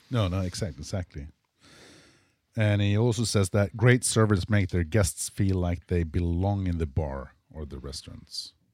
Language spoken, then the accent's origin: English; Sweden; I'm from Sweden